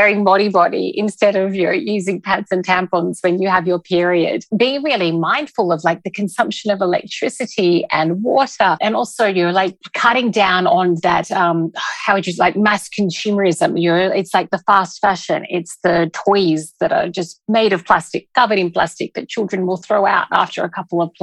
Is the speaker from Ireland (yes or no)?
no; Australia; moved away as an adult; now in Dubai, United Arab Emirates; So I am from Australia, along with my husband. We arrived in Dubai 5 years ago